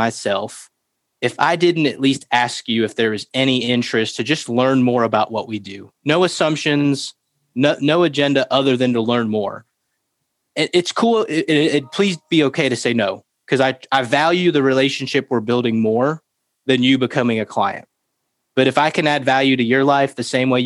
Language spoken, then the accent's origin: English; Florida, United States; moved away; I grew up in Florida.